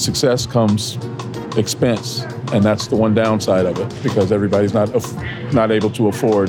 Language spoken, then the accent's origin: English; Oakland, California, United States; I'm born and raised in Oakland, so it's very disappointing to know that the Warriors are leaving town